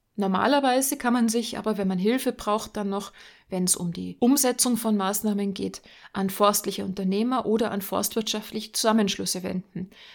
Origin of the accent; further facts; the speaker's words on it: Germany; Bei uns in Deutschland